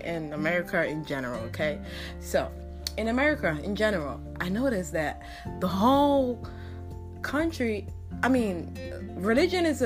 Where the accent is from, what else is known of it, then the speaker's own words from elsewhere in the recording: Nigeria; I'm Nigerian